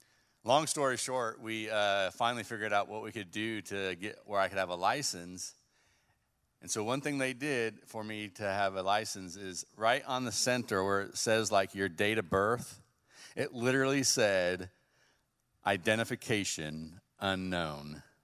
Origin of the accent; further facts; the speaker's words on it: West Coast, United States; now in Bremen, United States; Well, like Pastor said, I am from the West Coast. I don't know if my voice gives away that much.